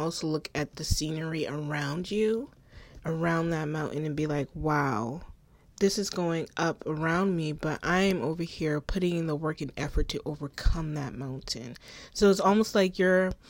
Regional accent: Charleston, South Carolina, United States; born and raised in Charleston, South Carolina.

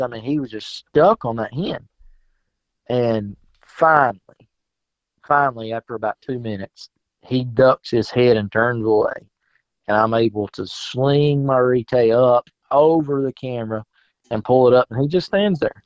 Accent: South Carolina, United States; moved away as an adult; I grew up in South Carolina, moved here five years ago

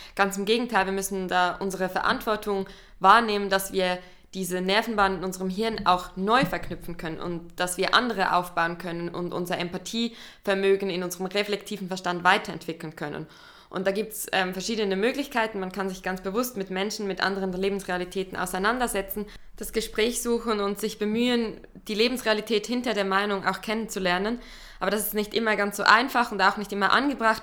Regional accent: Central Switzerland, Switzerland; ich bin in der Zentralschweiz aufgewachsen, in einem kleinen Dorf

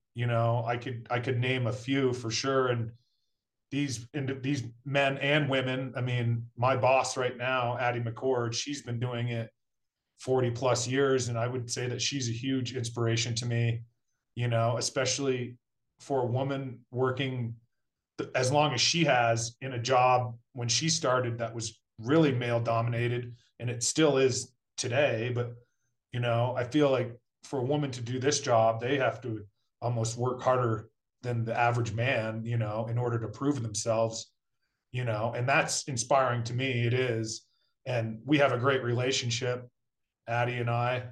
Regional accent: Brattleboro, Vermont, United States; moved away as an adult; now in Colorado, United States; I grew up in Brattleboro, Vermont.

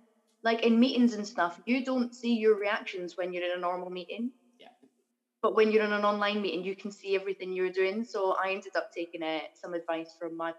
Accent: Edinburgh, Scotland, United Kingdom; I grew up in Granton, or as my parents would say, it was the posh part of Granton

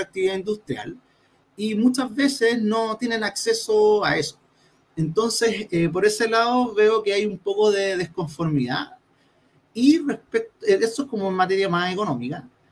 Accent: Santiago, Santiago Metropolitan Region, Chile; moved away as an adult; now in Antofagasta, Chile; yo soy oriundo de Santiago

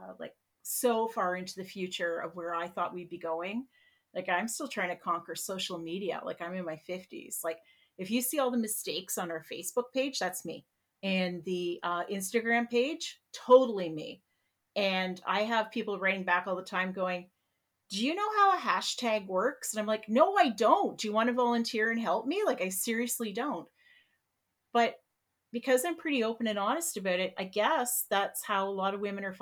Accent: Peterborough, Ontario, Canada; I'm from Peterborough, we're all pretty white

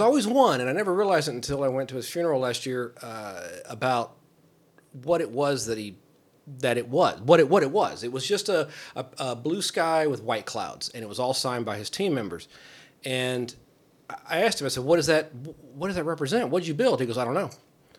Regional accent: Kentucky, United States; born there; also born or lived in California / Ohio; But no, I moved, I was born in Kentucky, moved to California, moved to two different places in Ohio.

